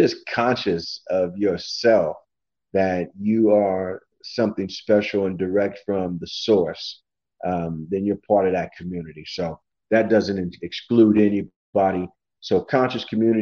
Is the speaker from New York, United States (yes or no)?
no; Kansas, United States; we're in Kansas City, Kansas. I'm from Kansas